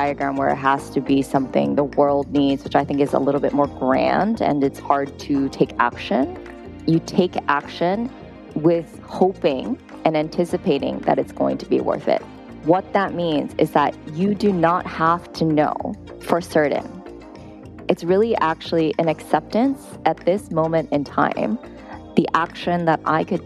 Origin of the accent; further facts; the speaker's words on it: Japan; moved away as an adult; also born or lived in New York City, United States; now in London, United Kingdom; my culture of how I grew up in Japanese culture